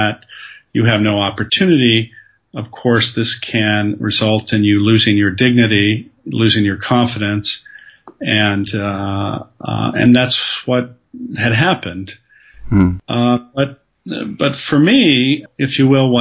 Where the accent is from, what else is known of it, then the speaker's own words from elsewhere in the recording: Southern California, United States; My background is that I grew up in Southern California